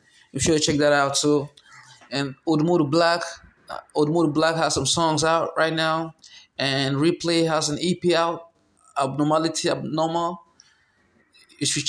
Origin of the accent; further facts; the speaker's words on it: Nigeria; As a Nigerian